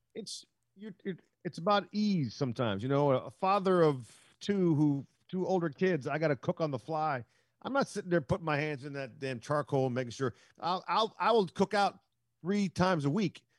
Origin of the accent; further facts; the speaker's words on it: Silver Spring, Maryland, United States; I'm from Silver Spring, Maryland